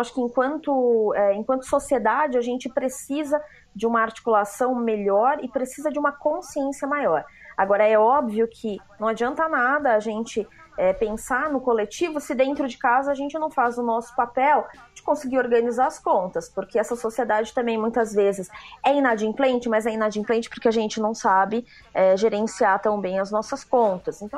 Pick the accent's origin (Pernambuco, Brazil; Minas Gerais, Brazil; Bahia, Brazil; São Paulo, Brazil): São Paulo, Brazil; Atibaia; sou de Atibaia.